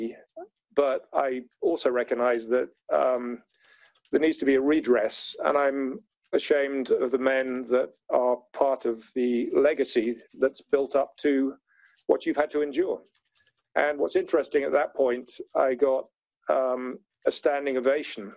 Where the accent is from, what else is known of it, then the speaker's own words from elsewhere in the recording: London, United Kingdom; I was brought up in London, as you might tell from my accent.